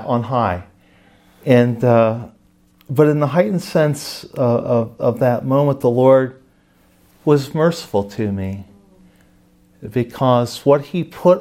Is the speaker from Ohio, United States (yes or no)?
yes; Ohio, United States; I'm from Ohio, and I was in the Orthodox Presbyterian